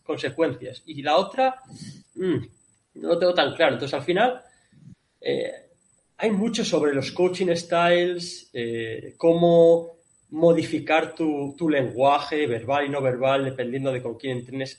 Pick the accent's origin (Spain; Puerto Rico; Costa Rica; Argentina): Spain; moved away as an adult; also born or lived in Kuwait; yo soy el único español